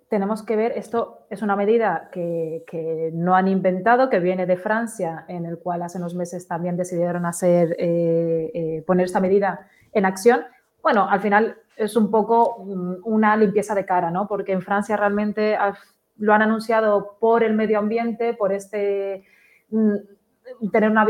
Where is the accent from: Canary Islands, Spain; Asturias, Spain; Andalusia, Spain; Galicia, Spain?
Canary Islands, Spain